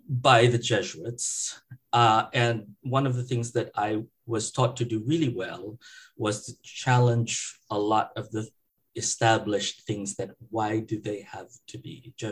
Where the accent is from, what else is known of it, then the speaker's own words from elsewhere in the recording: San Francisco, California, United States; because of where I came from when I moved here from the Bay Area, from San Francisco.